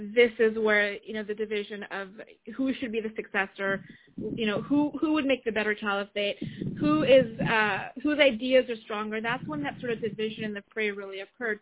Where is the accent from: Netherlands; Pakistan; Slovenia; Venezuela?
Pakistan; moved away; Being Pakistani, having lived in Pakistan, still having family there.